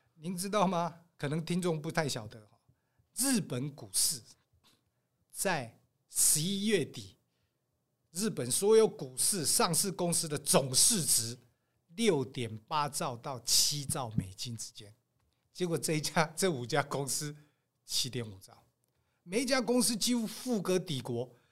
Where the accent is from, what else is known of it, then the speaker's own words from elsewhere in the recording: Taiwan; 我台湾人啊，嗯。传统的那个类似道，像佛又不像道的那种